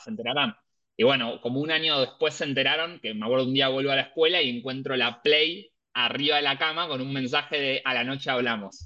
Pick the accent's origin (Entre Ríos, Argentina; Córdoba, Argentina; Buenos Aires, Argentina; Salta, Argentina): Buenos Aires, Argentina; moved away as an adult; now in Valencia, Spain; somos todos de Capital Federal, Buenos Aires.